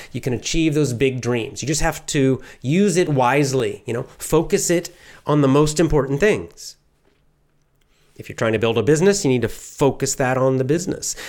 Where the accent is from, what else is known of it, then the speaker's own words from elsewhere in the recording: Athens, Georgia, United States; I grew up in the South, the southern part of the United States